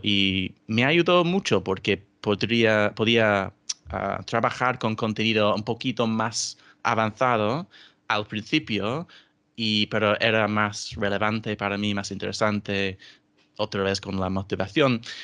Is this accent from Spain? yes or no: no; England, United Kingdom; first language English; Spanish is a second language; soy inglés eh, británico